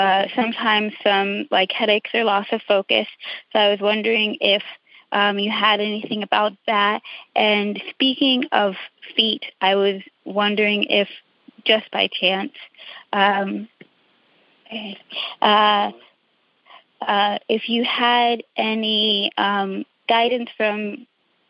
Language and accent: English; Long Beach, California, United States; I'm from Long Beach, California